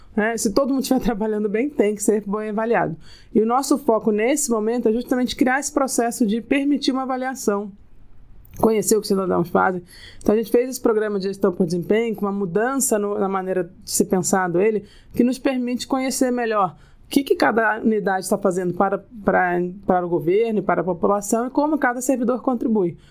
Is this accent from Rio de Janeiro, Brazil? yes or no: yes; Rio de Janeiro, Brazil; Eu sou carioca, morei quase praticamente a vida inteira no Rio